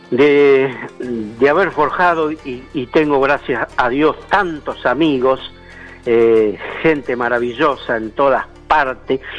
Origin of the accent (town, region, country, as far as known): Chubut, Argentina